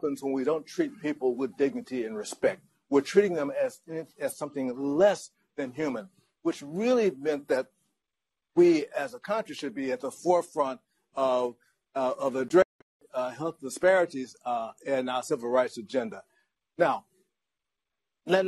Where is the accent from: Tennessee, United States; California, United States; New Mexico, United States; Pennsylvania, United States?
Tennessee, United States; Memphis; now in St. Louis, United States; downtown Memphis, a mere 2 miles from where I grew up